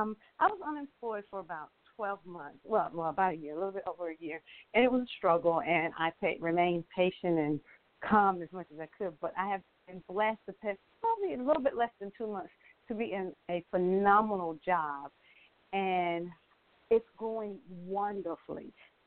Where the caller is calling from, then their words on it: Atlanta, Georgia, United States; I'm presently in Atlanta, Georgia.